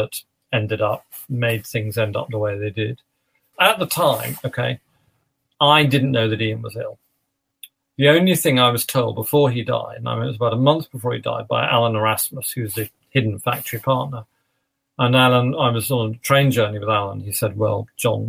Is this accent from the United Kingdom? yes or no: yes; London, United Kingdom; moved away as an adult; also born or lived in Manchester; I'm a Londoner. I lived in London before.